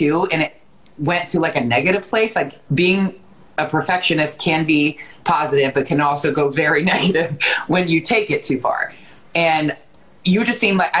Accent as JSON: {"language": "English", "town": "Westerville", "region": "Ohio", "country": "United States", "tie": "born or raised there", "said": "you are from my hometown and we went to the same high school"}